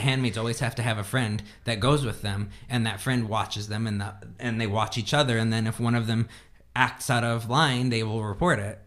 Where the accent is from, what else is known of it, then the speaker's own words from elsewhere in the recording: Indiana, United States; moved away; we grew up like in Indiana